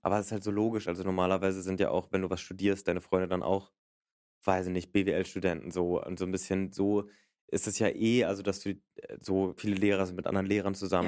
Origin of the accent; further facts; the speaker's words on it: Berlin, Germany; Ich komme aus Berlin.